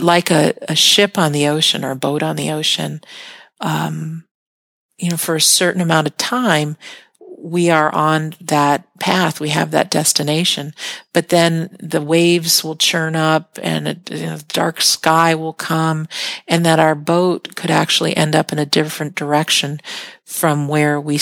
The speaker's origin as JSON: {"language": "English", "country": "United States", "said": "I'm an American"}